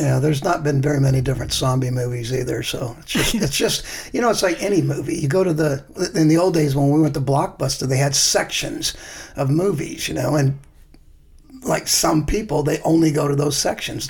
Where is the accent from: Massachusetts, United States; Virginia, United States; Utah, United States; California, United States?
California, United States; Mountain View; my hometown in Mountain View